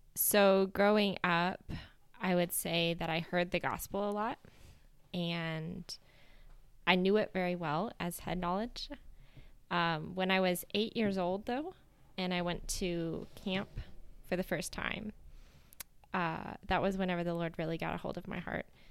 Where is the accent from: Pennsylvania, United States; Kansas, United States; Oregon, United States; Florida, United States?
Kansas, United States; Inman; moved away as an adult; now in Ghana; I grew up in Kansas in a town called Inman, a small town, uh, in between two other larger towns